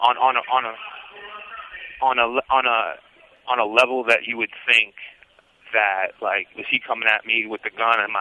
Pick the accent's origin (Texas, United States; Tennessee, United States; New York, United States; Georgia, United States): New York, United States; New York City; also born or lived in Brooklyn; I grew up in Hell's Kitchen